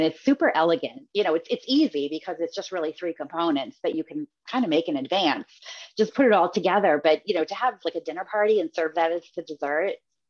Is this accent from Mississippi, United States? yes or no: no; Massachusetts, United States; And growing up in Massachusetts, my grandmother always had it.